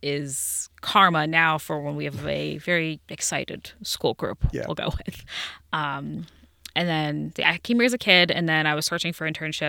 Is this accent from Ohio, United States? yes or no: yes; Cincinnati, Ohio, United States; Yes, I am from Cincinnati. Been here my whole life.